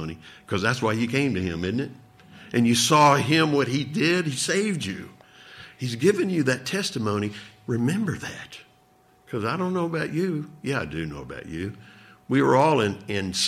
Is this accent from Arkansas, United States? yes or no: yes; Arkansas, United States; moved away; where I grew up back in Arkansas